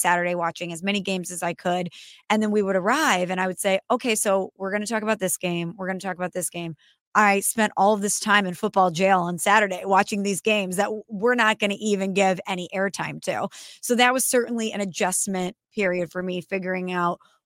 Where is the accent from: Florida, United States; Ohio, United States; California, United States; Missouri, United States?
Missouri, United States; St. Louis; I'm from St. Louis